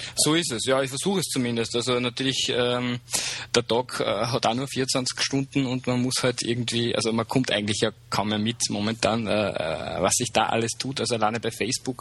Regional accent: Upper Austria, Austria; moved away as an adult; also born or lived in Vienna; ich bin gebürtiger Oberösterreicher, äh, lebe seit einem Jahr wieder da, war früher, äh, also war vorher in Wien

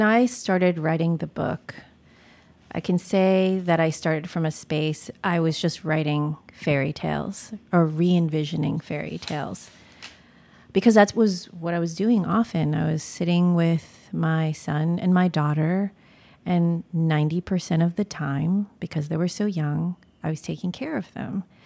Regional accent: United States; I was born in America

